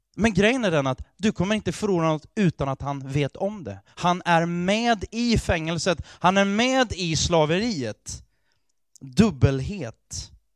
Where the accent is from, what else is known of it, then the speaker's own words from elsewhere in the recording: Sweden; Jag är fullt ut svensk. För jag är född här, jag har ett svenskt pass